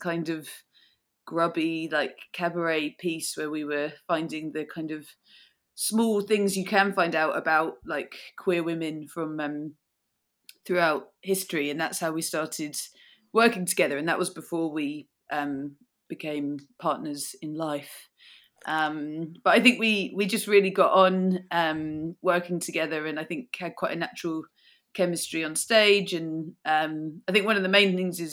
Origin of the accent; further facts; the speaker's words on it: south of England, United Kingdom; moved away as an adult; now in Glasgow, United Kingdom; I'm not from here. I grew up in the south of England